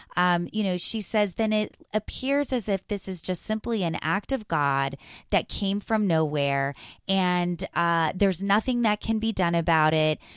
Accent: South Florida, United States; And I grew up in South Florida

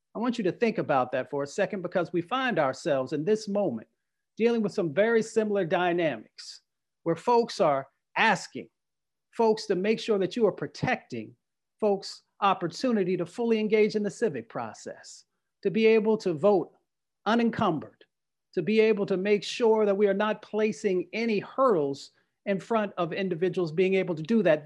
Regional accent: West Virginia, United States; I am an Appalachian. Uh, my family for over 100 years has lived in West Virginia.

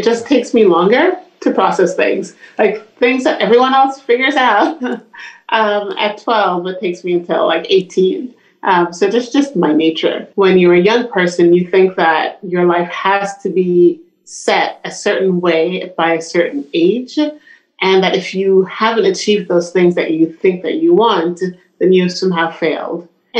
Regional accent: Brooklyn, New York, United States; also born or lived in Jamaica; I grew up fairly poor in Brooklyn and in Jamaica.

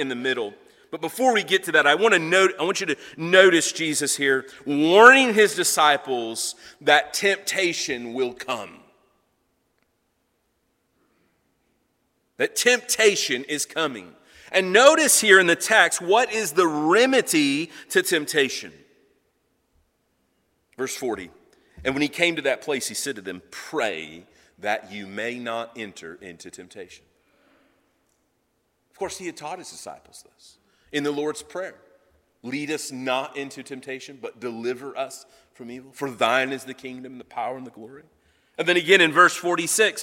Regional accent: United States; as American Christians, as Christians living here in America

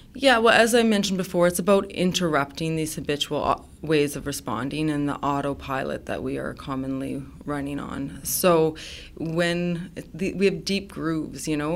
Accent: Saskatchewan, Canada; I come from Saskatchewan

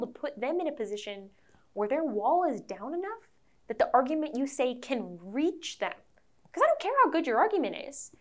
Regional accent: Wisconsin, United States; I'm from Wisconsin.

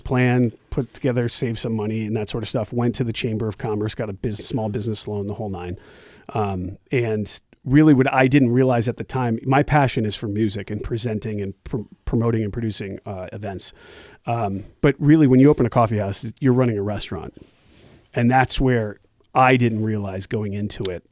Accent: Glastonbury, Connecticut, United States; moved away; I, I was born and raised in Glastonbury, Connecticut

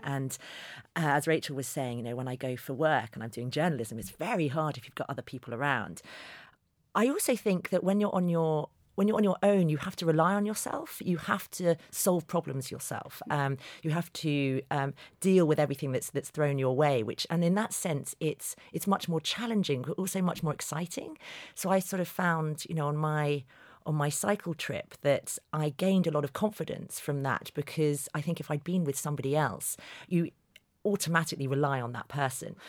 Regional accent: London, United Kingdom; a journalist from London

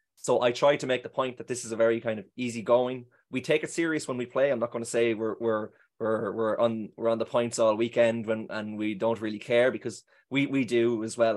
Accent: Meath, Leinster, Ireland; moved away as an adult; now in Brussels, Belgium; I'm from Mead, so I'd be from a football club called Summer Hill and a hurling club called Kiltail

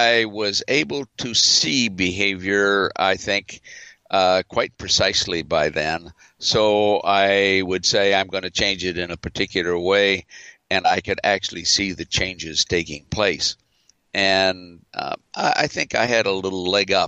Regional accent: Los Angeles, California, United States; I was growing up in the San Fernando Valley

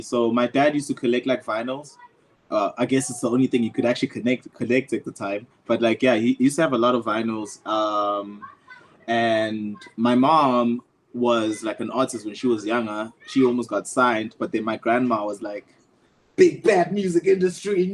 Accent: Empangeni, KwaZulu-Natal, South Africa; I grew up in Empangeni

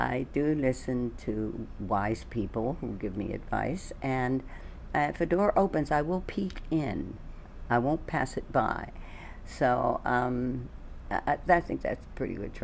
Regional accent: Washington, District of Columbia, United States; I'm from D.C., Washington, D.C. And I was in a ballet school there

